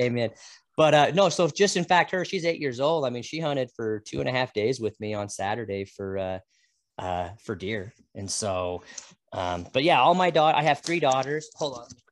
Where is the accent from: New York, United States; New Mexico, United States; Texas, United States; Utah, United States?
Utah, United States; now in Idaho, United States; I grew up in Utah chasing Chuckers